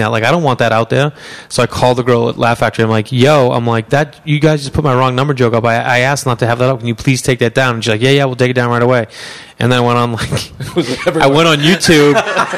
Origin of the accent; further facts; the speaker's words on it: Stoneham, Massachusetts, United States; accent: Boston; now in Los Angeles, United States; Yeah, Massachusetts. I grew up in Stoneham, Mass.